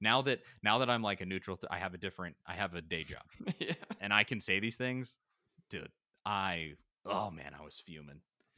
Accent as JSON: {"language": "English", "town": "Knoxville", "region": "Tennessee", "country": "United States", "tie": "born or raised there", "said": "I mean, I grew up in Knoxville, went to Tennessee twice. I mean, I'm a Tennessee dude."}